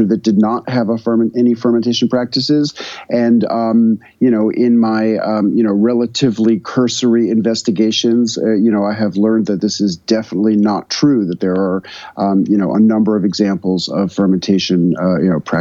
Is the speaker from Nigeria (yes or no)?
no; New York City, New York, United States; moved away as an adult; now in Tennessee, United States; I moved from New York to a community in rural Tennessee